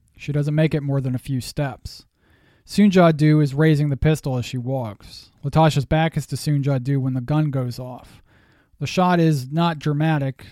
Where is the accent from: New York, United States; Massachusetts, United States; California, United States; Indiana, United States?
Massachusetts, United States; now in Pennsylvania, United States; I am a Yankee. I was born in the Northeast in Massachusetts, and now I live in Pennsylvania.